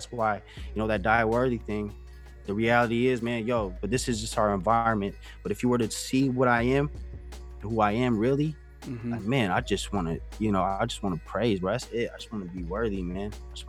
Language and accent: English; California, United States; also born or lived in Germany / Japan; I lived in, like, Japan. I lived in a lot of places. But home to me, though. Home is like California. I was born in California. Like every summer you'll see me in Cali.